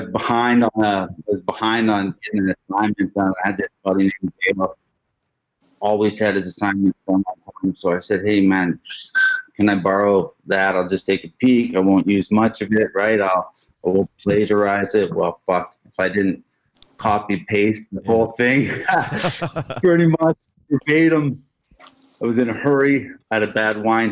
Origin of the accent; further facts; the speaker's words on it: Fort Nelson, British Columbia, Canada; I'm born and raised in Fort Nelson, BC. That's where I currently reside.